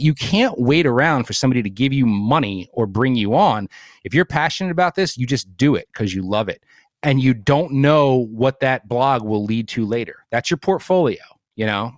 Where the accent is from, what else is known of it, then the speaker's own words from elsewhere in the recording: New Jersey, United States; moved away as an adult; now in Bucks County, Pennsylvania, United States; I grew up in Jersey, so I grew up salty